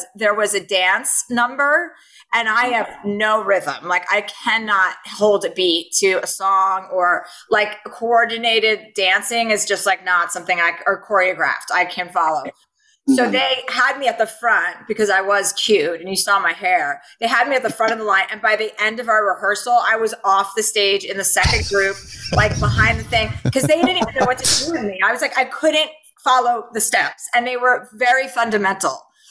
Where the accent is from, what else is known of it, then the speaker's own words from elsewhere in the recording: Livingston, New Jersey, United States; moved away; I'm from New Jersey. I'm from New Jersey where the pageant game is strong